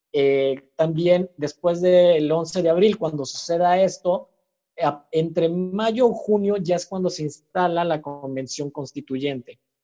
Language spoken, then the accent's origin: Spanish; Mexico; also born or lived in Chile; soy de México